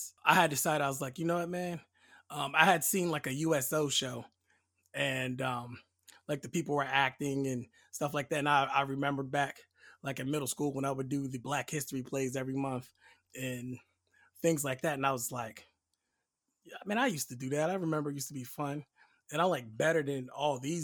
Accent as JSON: {"language": "English", "region": "Delaware", "country": "United States", "tie": "born or raised there", "said": "Then I switched to like a chemical unit in Delaware, my home state."}